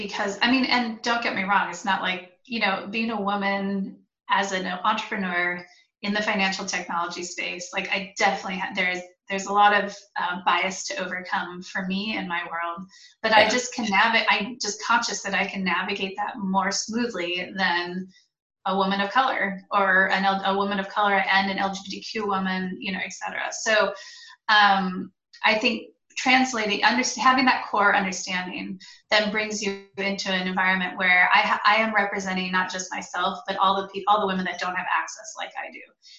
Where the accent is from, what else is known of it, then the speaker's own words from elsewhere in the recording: United States; as an American